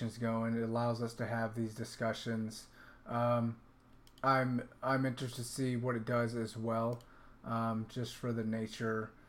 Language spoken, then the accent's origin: English; the South, United States; you and I grew up in the South